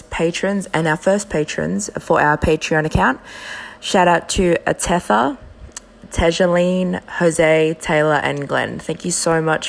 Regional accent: Australia; also born or lived in Western Sydney; both as Australian-raised Melanesian and Polynesian women in Western Sydney.

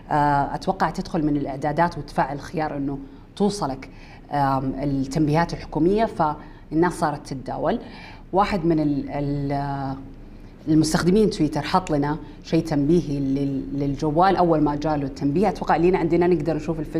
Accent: Saudi Arabia; واحنا دوله اسلاميه وشيء ثابت عندنا بالسعوديه من يوم كنا صغار

